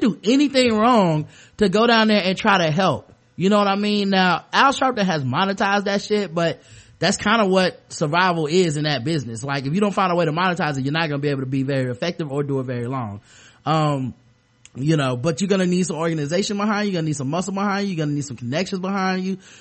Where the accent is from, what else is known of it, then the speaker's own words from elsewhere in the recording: the South, United States; I'm from the South.